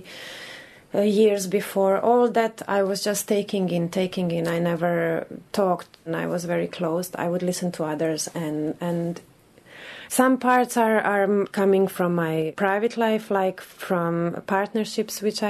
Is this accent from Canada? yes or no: no; Croatia; also born or lived in Bosnia and Herzegovina; now in Dublin, Ireland; I'm 31 and I come from Croatia